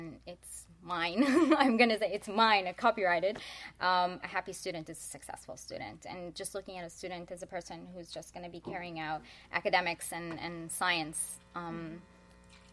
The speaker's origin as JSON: {"language": "English", "region": "Midwest", "country": "United States", "tie": "born or raised there", "said": "I grew up in the Midwest"}